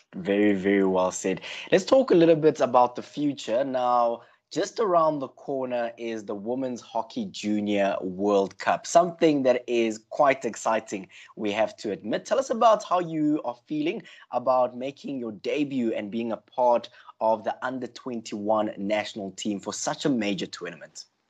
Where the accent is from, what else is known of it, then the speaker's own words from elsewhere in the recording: South Africa; we as South African hockey fans